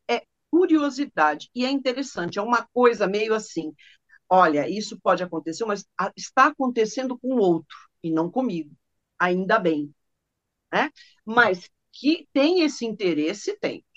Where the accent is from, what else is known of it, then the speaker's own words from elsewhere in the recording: São Paulo, Brazil; eu sou de São Paulo, sou paulistana